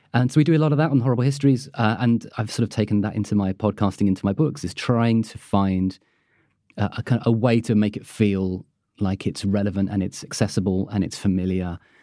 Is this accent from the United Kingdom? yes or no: yes; United Kingdom; being British